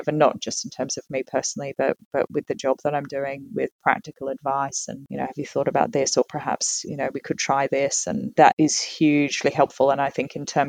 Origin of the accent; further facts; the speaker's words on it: Tasmania, Australia; moved away as an adult; also born or lived in London, United Kingdom; now in Sydney, Australia; So I was born and raised in Tasmania. And I got on a plane and left when I was 18